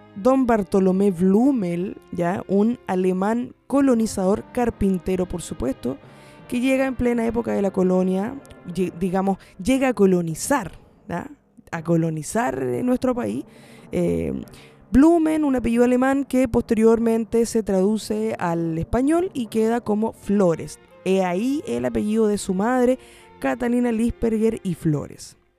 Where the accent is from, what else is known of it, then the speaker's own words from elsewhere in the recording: Chile; also born or lived in Santiago, Chile; now in Coquimbo Region, Chile; ha sido parte de nuestra, de nuestra historia como, como chilenos